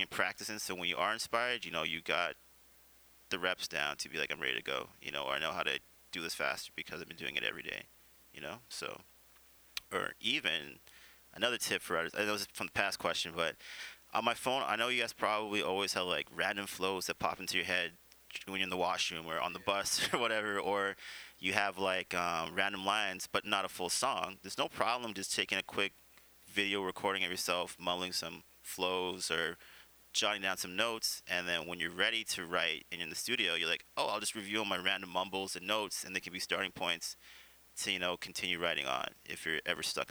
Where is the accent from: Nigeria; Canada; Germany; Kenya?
Canada; Vancouver, British Columbia; I grew up in the West End, which was all Filipino, you know, when I went to General Wolfe